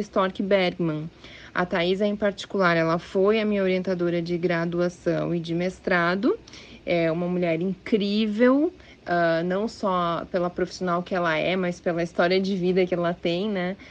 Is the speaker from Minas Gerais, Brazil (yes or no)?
no; Rio Grande do Sul, Brazil; moved away; eu sou gaúcha, eu fiz a minha graduação e mestrado na Universidade Federal do Rio Grande do Sul